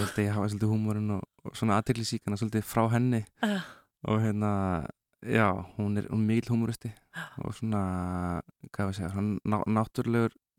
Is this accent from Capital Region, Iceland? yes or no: yes; Reykjavík, Capital Region, Iceland; ég er nú bara úr hvað var það, Vesturbænum og Nesunu